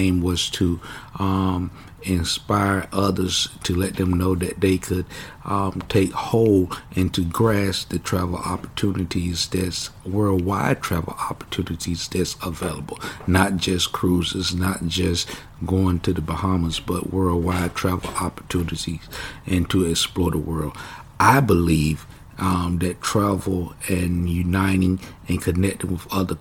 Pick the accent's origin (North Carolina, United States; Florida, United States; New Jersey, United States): North Carolina, United States; Kinston; moved away as an adult; I was raised born in Kinston, North Carolina, spent my childhood years in Kinston up until about the age of 18.